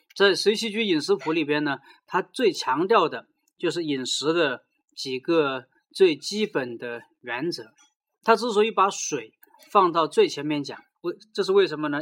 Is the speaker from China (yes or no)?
yes; China; 作为中国人